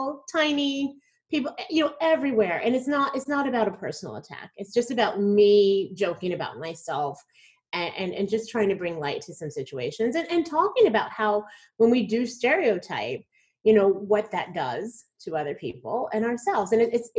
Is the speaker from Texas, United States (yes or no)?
yes; Plano, Texas, United States; I'm from Plano, Texas